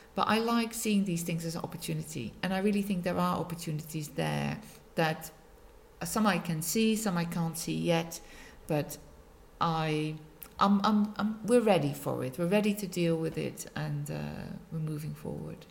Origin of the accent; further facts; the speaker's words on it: Netherlands; moved away as an adult; now in Macclesfield, United Kingdom; I was born in the Netherlands. I've been in Macclesfield 17 years now